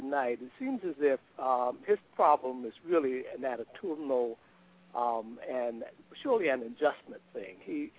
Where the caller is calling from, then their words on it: Winter Park, Florida, United States; I'm calling from Winter Park, Florida.